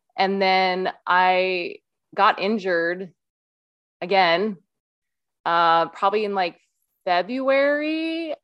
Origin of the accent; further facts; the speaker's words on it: Iowa, United States; moved away as an adult; now in Utah, United States; I live in Utah. I grew up in Iowa and, uh, came out to Utah for school, for college